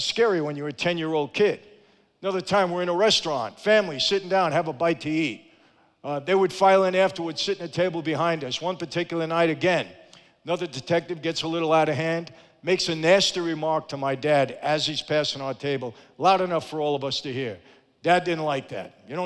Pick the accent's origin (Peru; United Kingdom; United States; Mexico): United States; New York City, New York; also born or lived in Long Island, New York; when I was a kid growing up in Brooklyn, later on Long Island